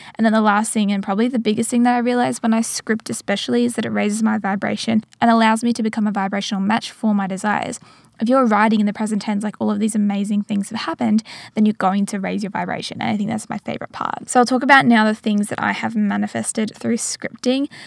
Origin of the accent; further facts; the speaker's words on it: regional Victoria, Australia; moved away as an adult; now in Geelong, Australia; I'm back in Geelong, which is classified as regional Victoria, and it meant that I could go and travel to my hometown